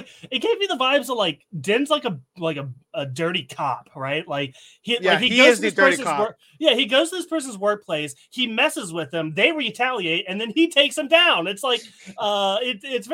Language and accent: English; Tennessee, United States; I'm from Tennessee, right? I grew up with Southern hospitality.